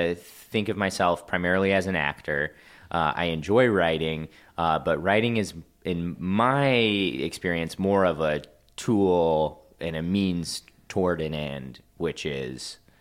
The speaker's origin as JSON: {"language": "English", "town": "Kansas City", "region": "Missouri", "country": "United States", "tie": "born or raised there", "also_born_or_lived": "Ohio", "lives_now": "Los Angeles, United States", "said": "Yeah. Grew up in the Kansas City area, went to college in Ohio, and then moved to L.A. shortly after that."}